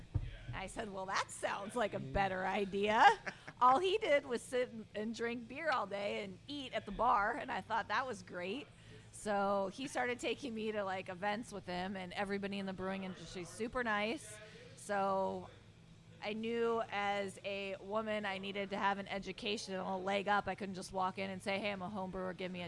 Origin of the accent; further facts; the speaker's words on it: California, United States; moved away as an adult; I'm originally from California